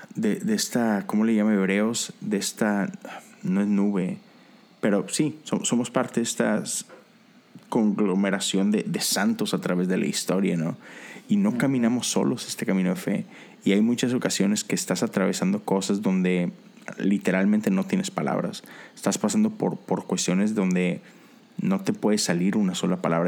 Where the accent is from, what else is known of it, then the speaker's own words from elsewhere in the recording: Mexico; como mexicano